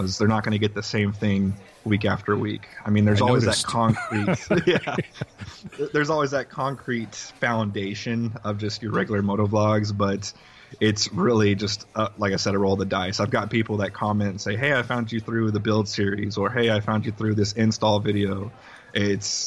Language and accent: English; West Texas, United States; moved away as an adult; now in San Antonio, United States; When I was 18, I believe, I moved here to San Antonio from West Texas